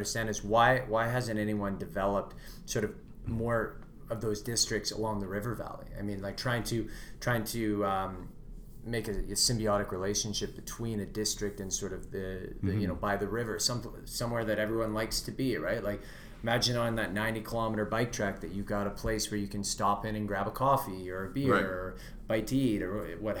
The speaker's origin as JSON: {"language": "English", "town": "Vancouver", "region": "British Columbia", "country": "Canada", "tie": "born or raised there", "lives_now": "Edmonton, Canada", "said": "Everyone asks me when they say, where are you from? I say Vancouver. They go, no one comes east."}